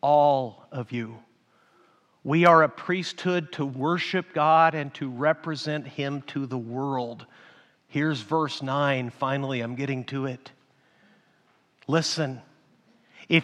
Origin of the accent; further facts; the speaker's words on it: Mexico; moved away; I grew up in Mexico and because I was a pastor and a missionary in Mexico